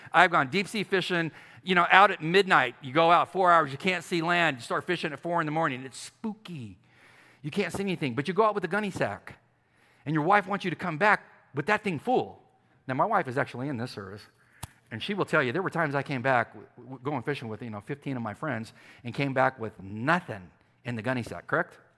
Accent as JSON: {"language": "English", "town": "San Diego", "region": "California", "country": "United States", "moved": "yes", "said": "I'm from San Diego"}